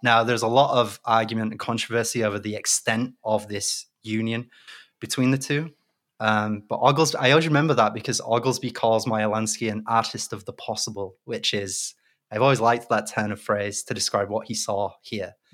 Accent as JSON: {"language": "English", "town": "Leeds", "region": "Yorkshire and the Humber", "country": "United Kingdom", "moved": "yes", "said": "I'm from Leeds originally"}